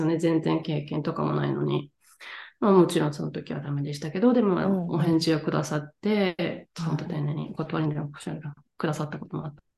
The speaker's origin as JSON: {"language": "Japanese", "region": "Tottori", "country": "Japan", "tie": "born or raised there", "moved": "as an adult", "lives_now": "France", "said": "鳥取県鳥取市出 身です"}